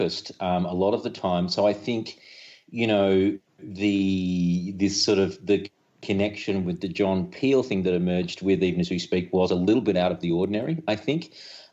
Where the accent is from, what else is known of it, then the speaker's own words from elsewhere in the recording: Australia; us as young people growing up in Australia